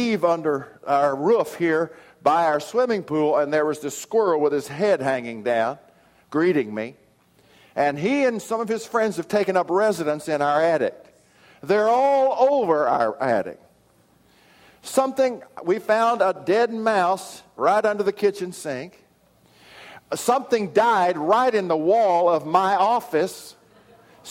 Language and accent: English; Odessa, Texas, United States; now in Oklahoma, United States; my hometown of Odessa